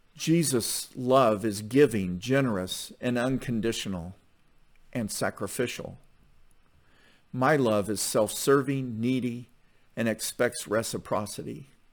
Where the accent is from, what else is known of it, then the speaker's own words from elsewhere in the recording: Southwest Missouri, United States; growing up in Southwest Missouri was that my mom's ethnic background was incidental to my sense of identity